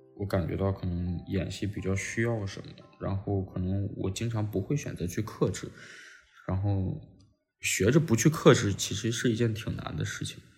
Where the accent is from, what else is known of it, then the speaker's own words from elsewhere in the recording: Xi'an, Shaanxi, China; moved away; also born or lived in Tianjin / Beijing / Shanghai; 西安是我的，就老家嘛，我西安人，是我家乡